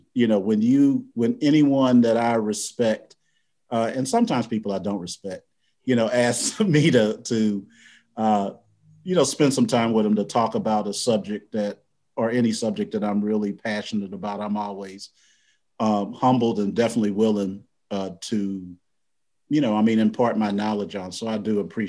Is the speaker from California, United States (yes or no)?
no; University City, Missouri, United States; I was born and raised in St. Louis, Missouri.